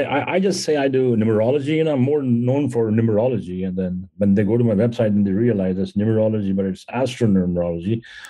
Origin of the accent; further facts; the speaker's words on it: India; English is a second language; moved away as an adult; now in United States; So, you know, I came to America almost 30 years ago, 1988 is when I came here. When I came here from India, and I was doing quite well. I was in the Indian military